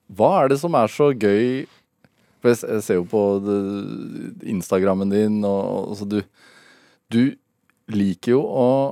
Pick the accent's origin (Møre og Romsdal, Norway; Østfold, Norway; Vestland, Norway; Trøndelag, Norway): Østfold, Norway; Sarpsborg; Jeg vokste opp i Sarpsborg